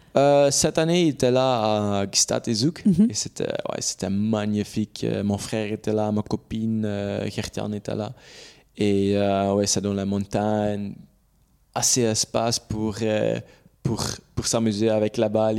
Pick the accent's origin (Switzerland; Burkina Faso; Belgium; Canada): Belgium; French is a second language; je suis belge, c'est là où, où j'habite. C'est là où ma famille est